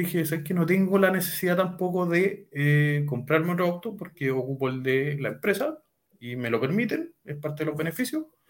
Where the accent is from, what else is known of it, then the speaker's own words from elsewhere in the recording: Talca, Maule, Chile; soy de la comuna de Talca, hermosa ciudad. nacido, criado, jamás me he ido